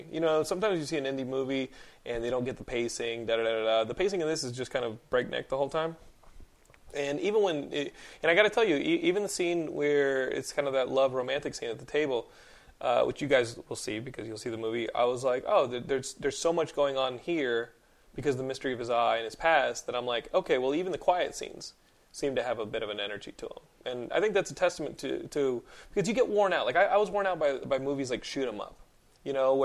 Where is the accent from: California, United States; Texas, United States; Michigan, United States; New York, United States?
Texas, United States; Austin; I'm from Austin